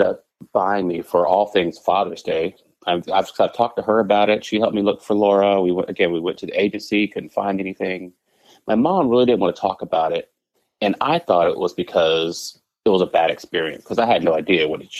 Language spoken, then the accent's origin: English; San Antonio, Texas, United States; also born or lived in Dallas, Texas / Indianapolis, Indiana; I grew up in San Antonio, Texas